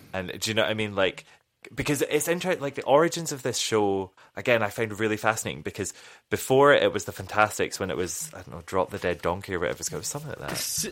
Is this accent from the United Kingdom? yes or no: yes; United Kingdom; as a British person